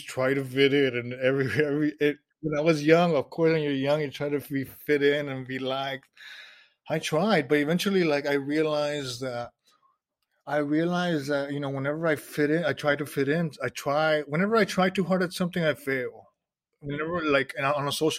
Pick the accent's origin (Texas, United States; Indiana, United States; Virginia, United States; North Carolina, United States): Texas, United States; South; where I'm from South Texas